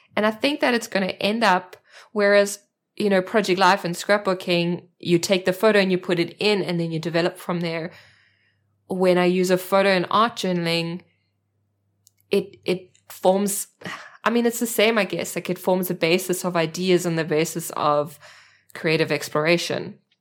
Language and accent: English; South Africa; accent: South African; moved away as an adult; now in Germany; I am a South African, that's my accent, and I live in Germany with my husband and two children